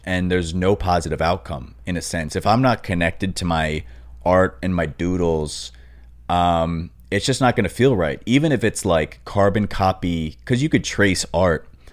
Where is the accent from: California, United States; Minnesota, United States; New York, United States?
New York, United States; Long Island; moved away as an adult; now in Los Angeles, United States; when I was growing up on Long Island